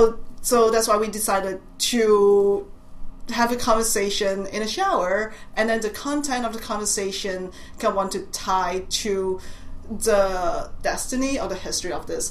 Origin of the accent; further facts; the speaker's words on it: Hong Kong; accent: Cantonese; English is a second language; moved away as an adult; now in Boston, United States; I was born in Hong Kong, and then I left Hong Kong after I finished high school